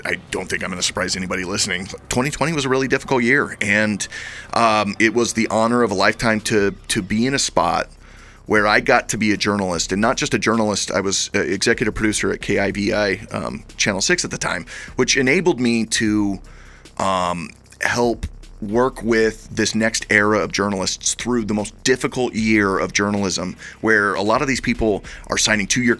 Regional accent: Caldwell, Idaho, United States; I was born in the Treasure Valley. I grew up in Caldwell.

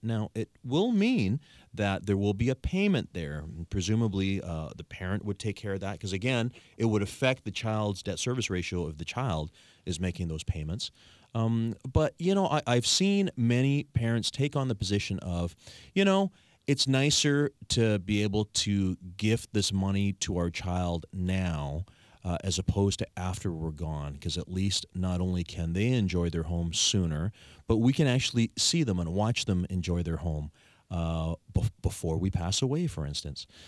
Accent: Victoria, British Columbia, Canada; I was born and raised in Greater Victoria. I've never left

